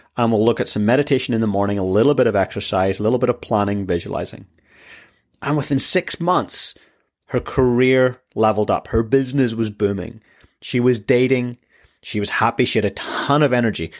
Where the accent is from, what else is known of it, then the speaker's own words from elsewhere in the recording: Northern Ireland, United Kingdom; I come from Northern Ireland